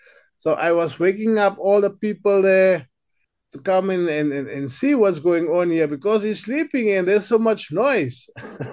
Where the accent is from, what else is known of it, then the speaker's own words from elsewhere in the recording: Northern Cape, South Africa; I grew up with people in the Kalahari, went to school with the Khoik and Kumani people.